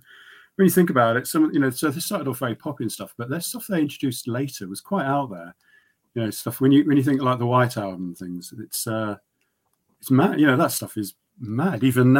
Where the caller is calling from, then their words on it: South East England, United Kingdom; Yeah, in Oxfordshire, near Abingdon.